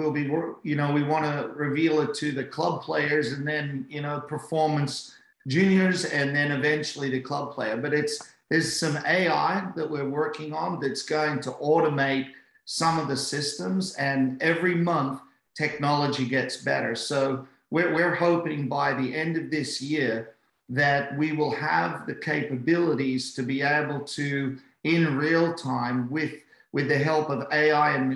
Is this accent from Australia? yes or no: yes; Australia; as an Aussie